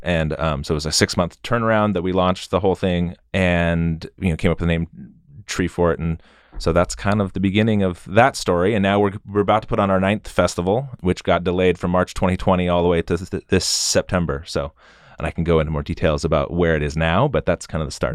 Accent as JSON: {"language": "English", "town": "Boise", "region": "Idaho", "country": "United States", "tie": "born or raised there", "said": "I grew up in West Boise"}